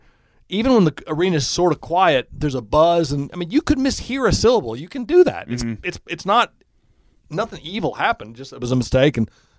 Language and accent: English; Indianapolis, Indiana, United States; And I said, I'm from Indianapolis.